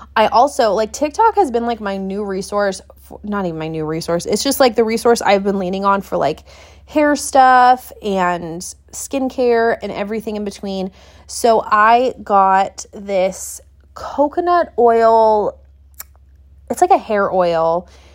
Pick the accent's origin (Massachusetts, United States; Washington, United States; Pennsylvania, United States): Washington, United States; Pacific Northwest, south of Seattle; moved away as an adult; also born or lived in Montana; I grew up in the Pacific Northwest around, like, thirty, forty-five minutes south of Seattle, Washington.